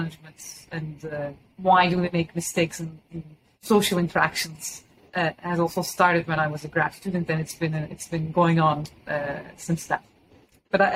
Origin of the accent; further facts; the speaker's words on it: Istanbul, Turkey; moved away as an adult; now in United States; I'm originally from Istanbul, and I went to an American high school in Istanbul. And then I came to the United States for college.